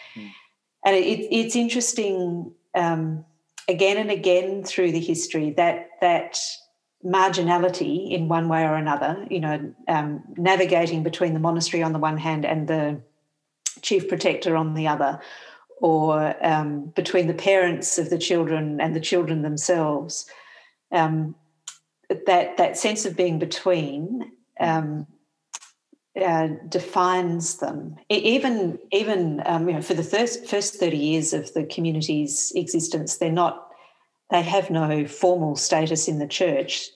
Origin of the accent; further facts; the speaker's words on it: Perth, Western Australia, Australia; I grew up in Perth, down the road from New Norcia